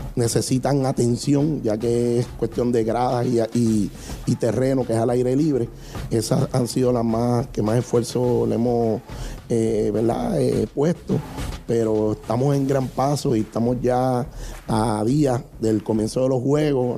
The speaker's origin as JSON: {"language": "Spanish", "town": "Toa Baja", "country": "Puerto Rico", "said": "representando a nuestro pueblo Toabaja"}